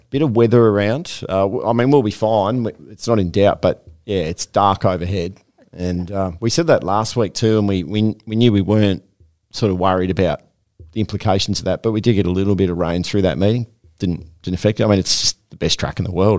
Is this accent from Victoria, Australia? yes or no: no; Queensland, Australia; as a Queenslander